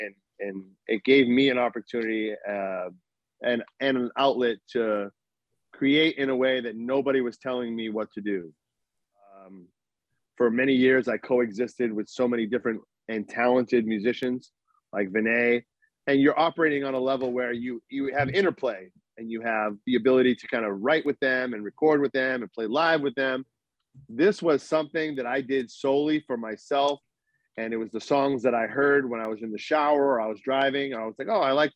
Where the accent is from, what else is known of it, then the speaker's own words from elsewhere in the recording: Boston, Massachusetts, United States; moved away; when I lived in Boston, where I'm from